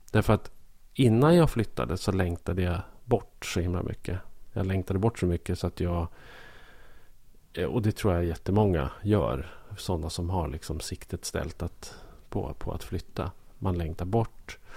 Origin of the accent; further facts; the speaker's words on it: Norrland, Sweden; now in Stockholm, Sweden; Och jag för min del blev mycket mera norrlänning eh, efter min flytt till Stockholm än när jag växte upp i södra Norrland.